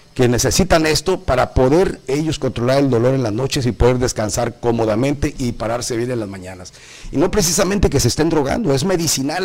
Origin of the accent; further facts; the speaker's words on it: Tamaulipas, Mexico; now in Cozumel, Mexico; soy del norte, compadre, soy de Tamaulipas